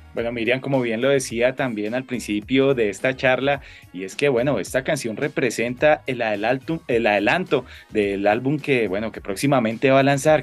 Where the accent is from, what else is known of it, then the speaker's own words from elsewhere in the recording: Colombia; como ciudadano colombiano